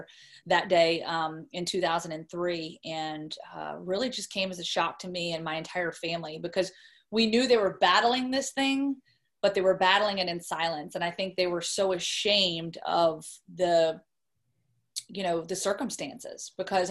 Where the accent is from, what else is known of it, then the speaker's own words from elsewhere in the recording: Roanoke, Virginia, United States; moved away as an adult; flew home to Roanoke, Virginia, which is my hometown